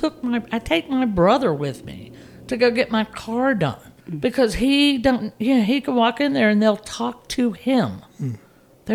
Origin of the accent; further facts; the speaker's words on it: Raleigh, North Carolina, United States; growing up in Raleigh was great